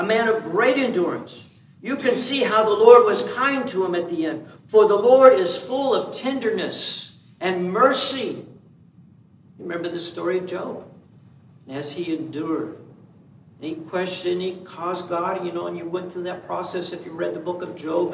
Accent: Kansas, United States; now in California, United States; when I grew up in Kansas

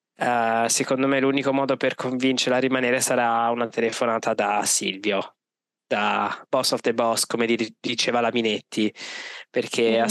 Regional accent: Milan, Lombardy, Italy; io da milanese

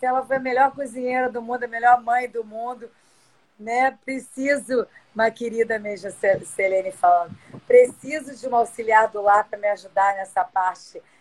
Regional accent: São Paulo, Brazil; porque eu sou de São Paulo, que nem eu te falei.

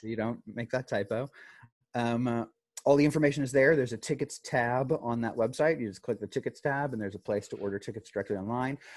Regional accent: Dallas, Texas, United States; also born or lived in New York / Santa Fe, New Mexico; I'm based out of Dallas. I've been here for about 14 years now. I started, I grew up here. I was born in New York, grew up here

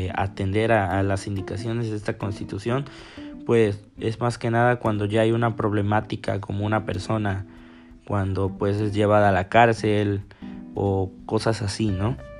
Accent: Mexico

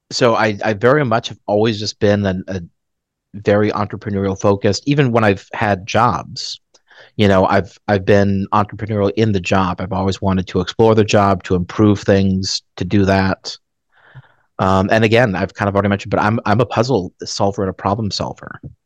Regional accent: Dallas, Texas, United States; also born or lived in Phoenix, Arizona / Colorado Springs, Colorado; we moved to Dallas. And I've basically been in Dallas since.

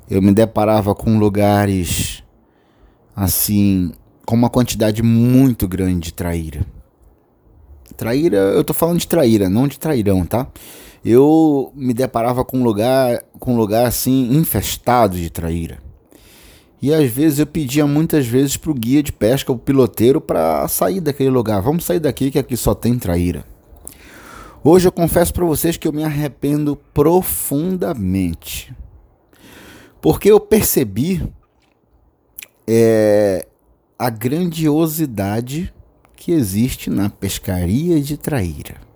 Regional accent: Belém, Pará, Brazil; Principalmente eu que moro na Amazônia, né? Nasci aqui em Belém do Pará e pesco com meu pai desde os 12 anos de idade acampando pela Amazônia.

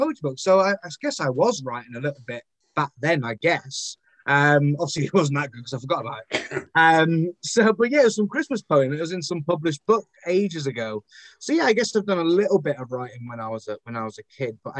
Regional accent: Bolton, North West England, United Kingdom; also born or lived in Wigan and Leigh area; now in Wigan, United Kingdom; I'm from Bolton, born and raised in Bolton, now living over in, Wigan and Lee area

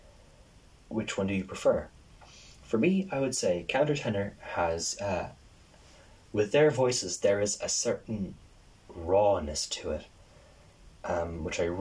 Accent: Ireland; me as an Irish person

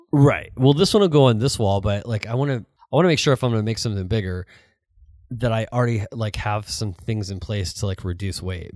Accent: St. Louis, Missouri, United States; moved away; I grew up in Saint Louis

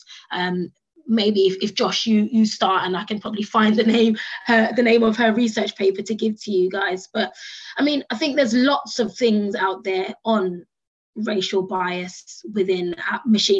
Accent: United Kingdom; accent: British; my British accent

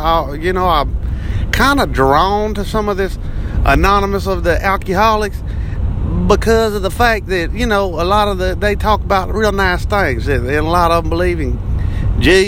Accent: Texas, United States; accent: redneck; I am from Texas

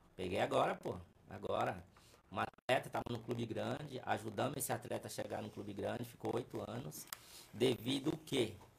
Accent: São Paulo, Brazil; Vila Natal ali, ó, que eu sou dali, não sou de outros lugares, sou do Vila Natal ali

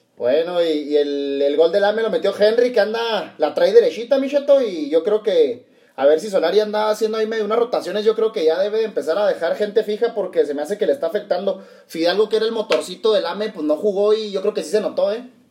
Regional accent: Chihuahua, Mexico; nosotros que somos acá de Chihuahua

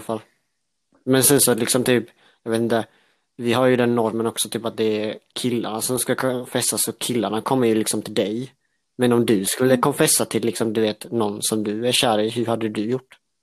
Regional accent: Älmhult, Kronoberg County, Sweden; now in Växjö, Sweden; Jag är uppvuxen i Älmhult

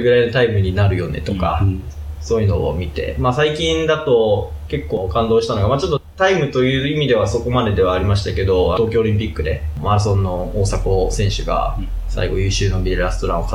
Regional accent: Kagoshima, Japan; moved away as an adult; also born or lived in Ibusuki / Amami Oshima; now in Tokyo, Japan; 私はもともと九州の出身なんですけど、生まれは鹿児島県で、高校卒業まで鹿児島で育ちました。鹿児島の中で転々とすることが多くて、生まれたところは温泉で、えー、と有名な指宿市というところなんですけども、

